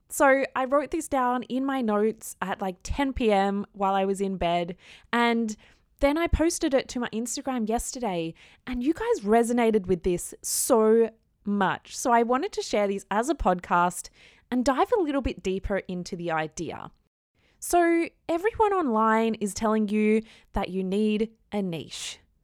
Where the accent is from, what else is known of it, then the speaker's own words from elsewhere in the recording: Australia; I am an Aussie girl